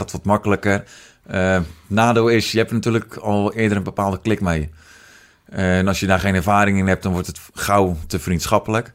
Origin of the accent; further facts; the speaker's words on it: Netherlands; moved away as an adult; also born or lived in United States / Roosendaal; now in Etten-Leur, Netherlands; geboren in Amerika, opgegroeid in uh, eh, Lamuiden